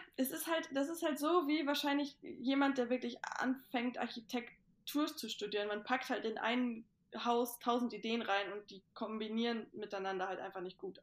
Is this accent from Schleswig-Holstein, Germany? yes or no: yes; Itzehoe, Schleswig-Holstein, Germany; bei uns zu Hause in Itzehoe haben wir halt auch einen Kamin